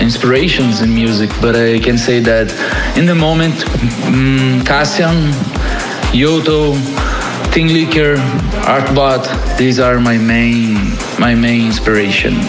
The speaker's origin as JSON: {"language": "English", "region": "Rio de Janeiro", "country": "Brazil", "said": "I'm from Rio de Janeiro, Brazil."}